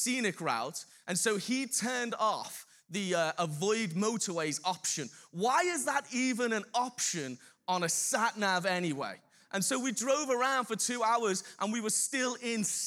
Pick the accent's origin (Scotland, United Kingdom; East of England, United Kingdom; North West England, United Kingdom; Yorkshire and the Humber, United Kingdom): North West England, United Kingdom; Birkenhead; I'm from Birkenhead.